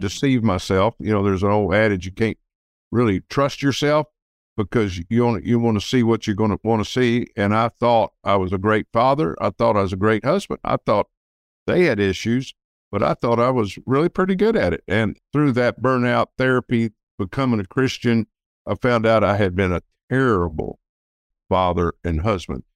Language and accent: English; Texas City, Texas, United States; I grew up in Texas City, which is near Galveston, Texas, which is just south of Houston